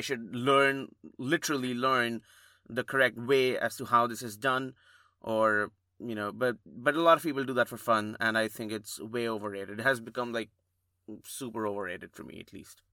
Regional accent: India; moved away; growing up in India

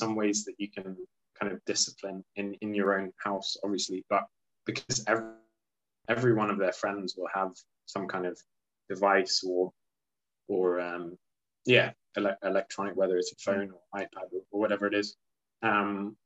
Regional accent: Luxembourg; as a child growing up in Luxembourg

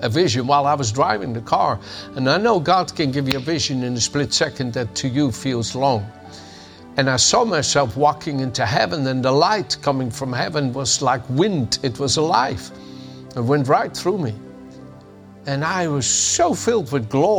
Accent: The Hague, South Holland, Netherlands; moved away; also born or lived in Amsterdam, Netherlands; the city of Den Haag, my hometown

